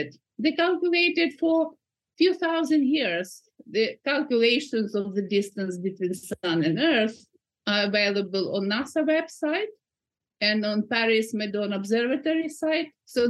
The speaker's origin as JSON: {"language": "English", "region": "Kyiv", "country": "Ukraine", "moved": "yes", "lives_now": "Newcastle, United Kingdom", "said": "So I came from Kiev a long time ago, but I keep coming there. I haven't been for 2 years, but nonetheless, I am in the UK, United Kingdom."}